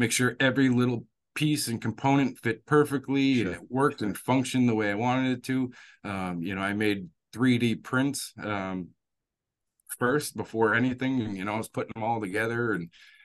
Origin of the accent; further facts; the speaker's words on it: Worcester, Massachusetts, United States; I was born and raised in Worcester, Massachusetts